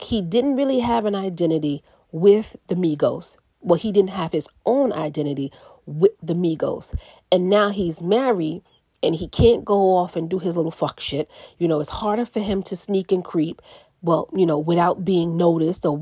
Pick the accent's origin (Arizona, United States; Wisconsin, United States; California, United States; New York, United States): New York, United States; New York City; I'm from the Bronx